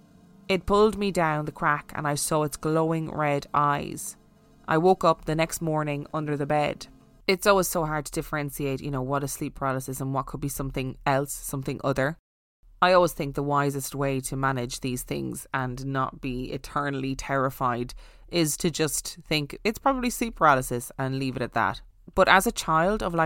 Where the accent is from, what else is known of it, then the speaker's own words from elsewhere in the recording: Ireland; being Irish